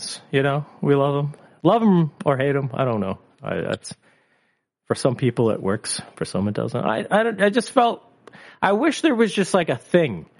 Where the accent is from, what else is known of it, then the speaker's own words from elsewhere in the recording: Canada; we're Canadian